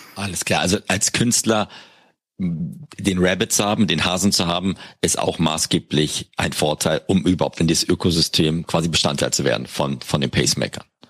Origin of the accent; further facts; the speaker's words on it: Berlin, Germany; ich bin ja Berliner